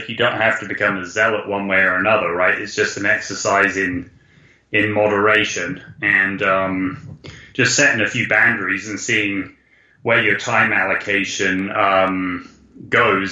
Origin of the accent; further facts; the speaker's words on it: United Kingdom; we're British